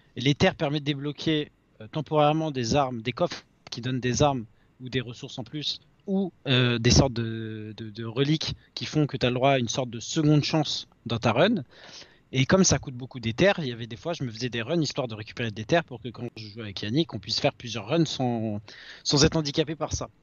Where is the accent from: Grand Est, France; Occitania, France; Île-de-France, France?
Île-de-France, France; Paris; on vient de Paris